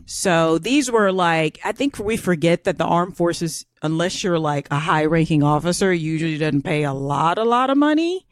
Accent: United States; I'm American.

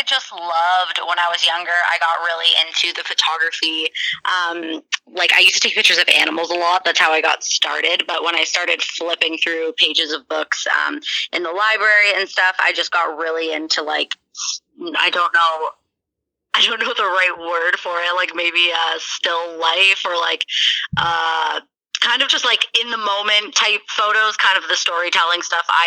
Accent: Mansfield, Ontario, Canada; also born or lived in Newmarket, Ontario / Barrie, Ontario; I was born in Newmarket, raised in Barrie for a few years until about grade two. And then I moved to Mansfield, it's called. It's very small, kind of little town next to a ski hill in the country, in Ontario as well. But then I stayed there all through high school

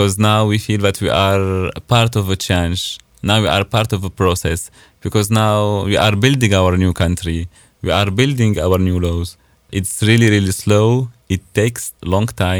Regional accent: Nabeul, Nabeul Governorate, Tunisia; English is a second language; moved away as an adult; now in Stuttgart, Germany; my city is on the beach

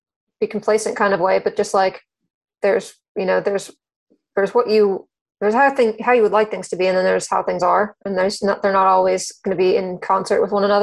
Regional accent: Cary, North Carolina, United States; I grew up in Cary, North Carolina, which is a suburb of Raleigh, North Carolina

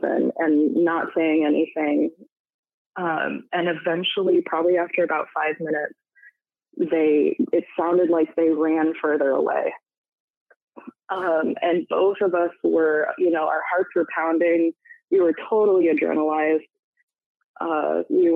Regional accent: Michigan, United States; now in Washington, United States; my home state of Michigan

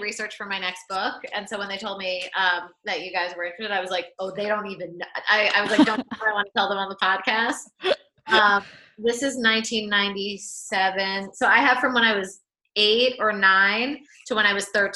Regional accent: New York City, New York, United States; I'm from New York City. I grew up in the city

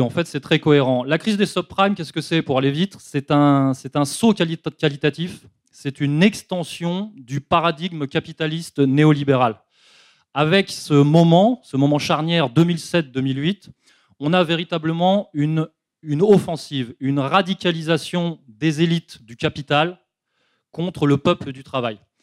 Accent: France; en tant que Français résistants

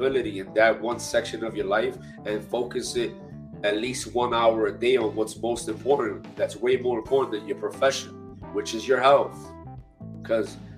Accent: New York, United States; I come from New York, the inner city. I'm Hispanic, I'm Latino. We share the same neighborhood. I was raised around Black people.

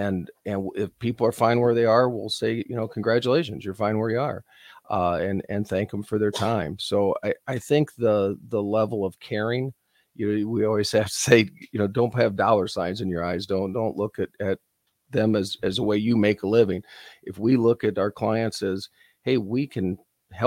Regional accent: North Central Iowa, United States; moved away as an adult; also born or lived in Omaha, Nebraska; I grew up in North Central Iowa

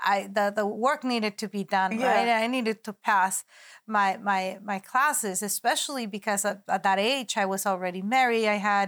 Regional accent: San Diego, California, United States; also born or lived in Tijuana, Mexico; I was born in San Diego, California, yeah, and raised in between Tijuana, Mexico, and San Diego, and that's why I call myself a border child.

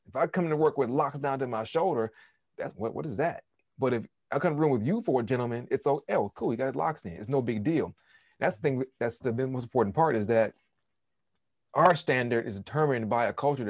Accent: New York, United States; I'm from New York, man.

